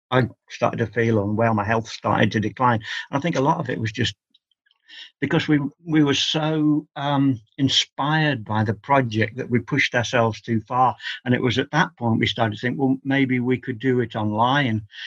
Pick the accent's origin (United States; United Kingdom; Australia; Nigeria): United Kingdom; England; I've always regarded myself as an Englishman studying an Indian religion